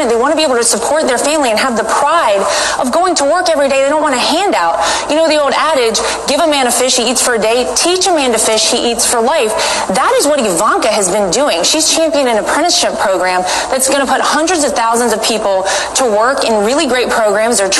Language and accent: English; North Carolina, United States; now in New York City, United States; I grew up in North Carolina